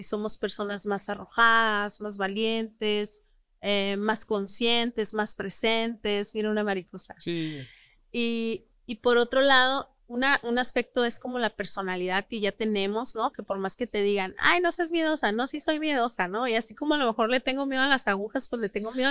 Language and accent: Spanish; northern Mexico, Mexico; Nosotros que somos norteños